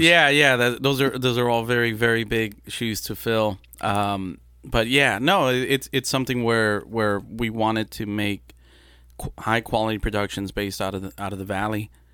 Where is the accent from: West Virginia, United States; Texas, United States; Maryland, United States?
Texas, United States; Brownsville; first language Spanish; English is a second language; also born or lived in Matamoros, Mexico; I was born in Brownsville, and then within a month or two, I was in Matamoros